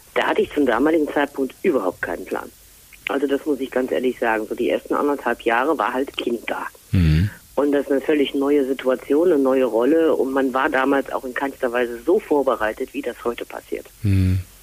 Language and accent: German; Rhineland, Germany; moved away as an adult; also born or lived in Fulda; uns Rheinländer